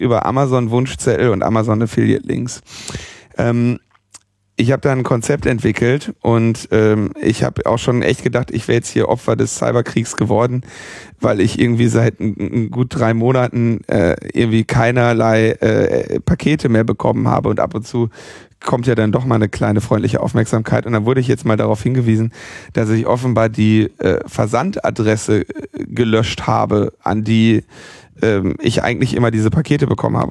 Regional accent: Berlin, Germany; als Berliner

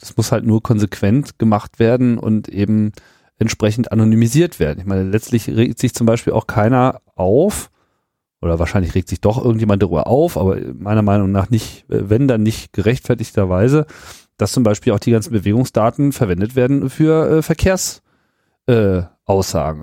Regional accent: Germany; ich bin ja auch Deutscher, obwohl ich kein Deutscher auf dem Papier bin

